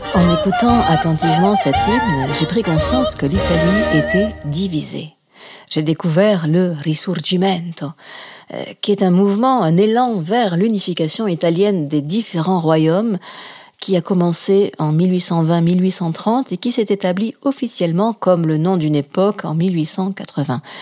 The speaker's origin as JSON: {"language": "French", "country": "France", "tie": "born or raised there", "also_born_or_lived": "Toulouse / Greece", "moved": "as an adult", "said": "je suis née euh, en France, de mère française et de père nationalisé français"}